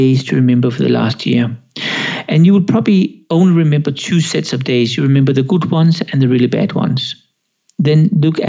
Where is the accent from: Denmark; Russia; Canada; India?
Denmark; now in Switzerland; I'm Danish. I'm from Denmark. I'm half Swedish. That's Sweden. I live in Switzerland.